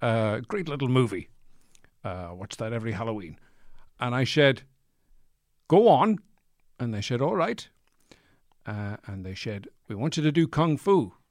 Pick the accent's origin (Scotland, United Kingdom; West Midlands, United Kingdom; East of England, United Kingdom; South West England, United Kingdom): Scotland, United Kingdom; Edinburgh; I'm from Edinburgh.